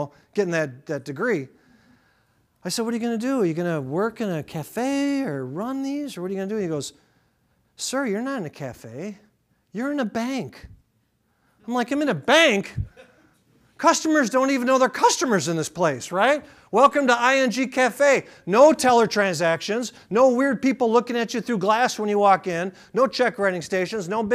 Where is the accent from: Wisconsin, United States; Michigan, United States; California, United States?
Wisconsin, United States; Appleton; I'm from Appleton.